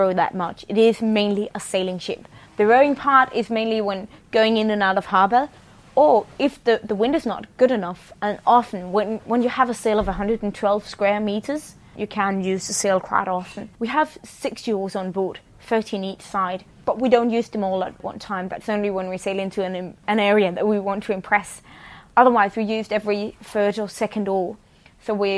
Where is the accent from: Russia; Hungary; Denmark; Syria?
Denmark; Copenhagen, Capital Region of Denmark; I'm crewman on the Sea Stallion, and I'm from Copenhagen, Denmark